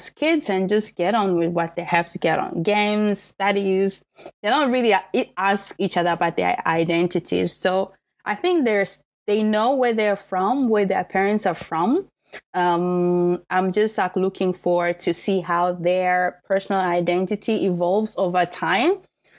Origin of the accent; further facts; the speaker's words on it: DR Congo; also born or lived in South Africa; now in Germany; we were born in the Congo